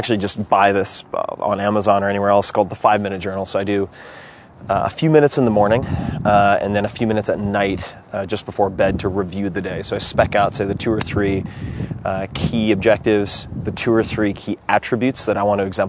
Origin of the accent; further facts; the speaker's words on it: Long Island, New York, United States; I grew up on Long Island